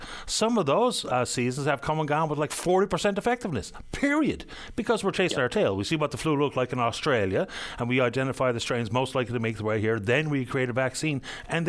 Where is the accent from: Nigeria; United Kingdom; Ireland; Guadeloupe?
Ireland; now in Newfoundland, Canada; I can tell you as an Irish person